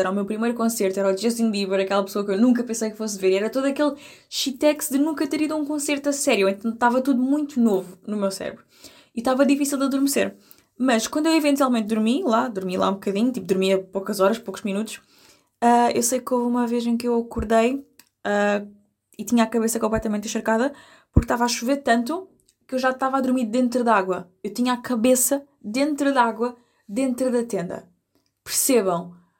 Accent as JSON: {"language": "Portuguese", "region": "Algarve", "country": "Portugal", "said": "eu sou do Algarve"}